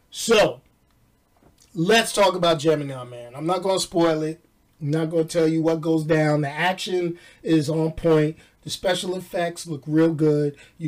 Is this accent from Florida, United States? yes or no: no; New York, United States; accent: New York; I think I kind of lost my New York accent. I mean, I get it back sometime, maybe when I go home.